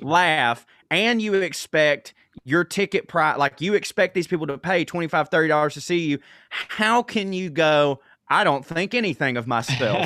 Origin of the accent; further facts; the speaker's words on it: the South, United States; we're both from the South